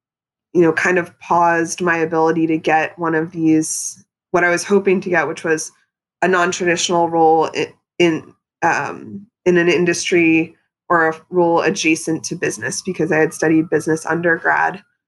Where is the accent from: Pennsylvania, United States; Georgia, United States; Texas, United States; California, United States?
Pennsylvania, United States; moved away; growing up in Pennsylvania, I mean, I think I had sushi twice before I moved to New York City. I was in a rural suburban area.